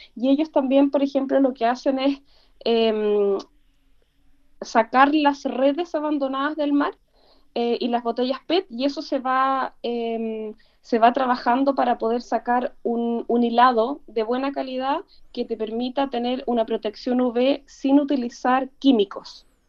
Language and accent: Spanish; Valdivia, Los Ríos, Chile; yo soy de regiones, soy de Valdivia